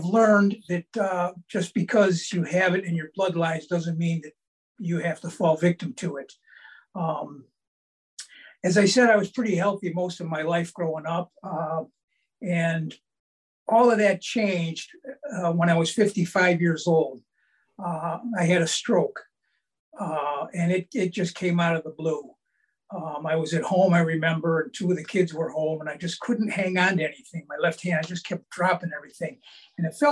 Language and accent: English; Cleveland, Ohio, United States; I grew up in Cleveland